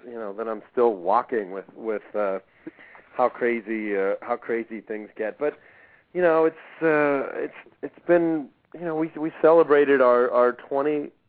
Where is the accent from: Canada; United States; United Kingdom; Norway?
United States; Pittsburgh, Pennsylvania; I grew up in Pittsburgh, and my dad is a physician.